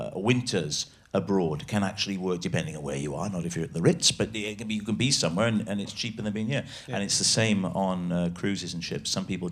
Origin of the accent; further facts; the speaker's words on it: Port Talbot, Wales, United Kingdom; I grew up in Port Talbot